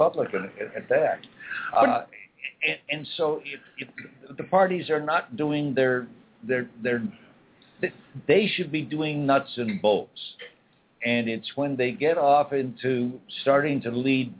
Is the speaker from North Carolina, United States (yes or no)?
no; Washington, United States; I come from Washington State